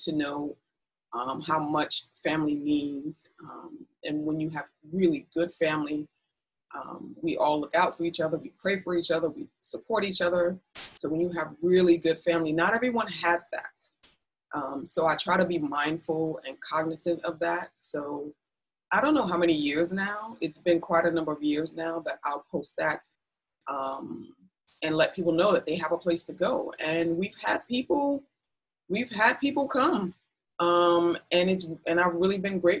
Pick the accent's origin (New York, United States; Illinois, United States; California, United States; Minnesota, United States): New York, United States; New York City; we grew up in Brooklyn, East New York